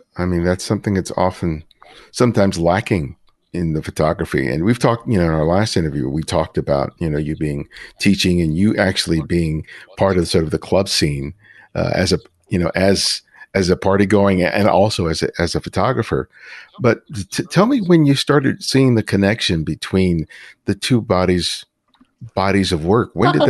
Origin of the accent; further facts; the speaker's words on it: Los Angeles, California, United States; Because I grew up in South LA, here in Los Angeles, which has a lot of similarities to Brooklyn